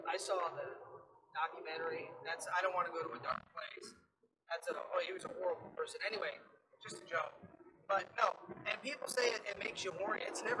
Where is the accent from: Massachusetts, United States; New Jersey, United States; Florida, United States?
Florida, United States; This was, and we're from Florida, so we're used to.